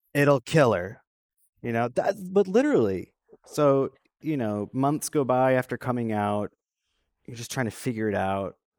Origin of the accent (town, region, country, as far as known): Traverse City, Michigan, United States; born or raised there